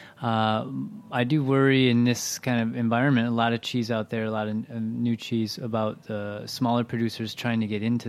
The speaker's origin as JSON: {"language": "English", "region": "Midwest", "country": "United States", "said": "as a Midwesterner"}